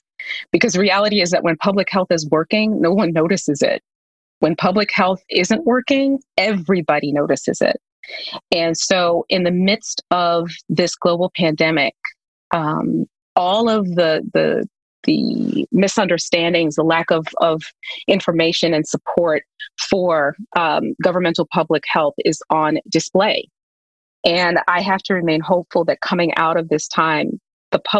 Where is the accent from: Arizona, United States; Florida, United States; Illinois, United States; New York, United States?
New York, United States; my grandparents, who I grew up with in New York